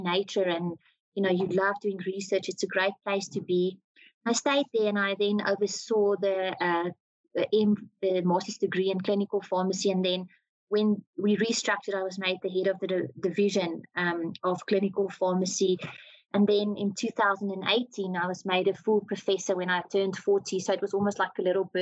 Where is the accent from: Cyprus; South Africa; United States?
South Africa; Cullinan, Gauteng; I come from Cullinan, just outside of Pretoria.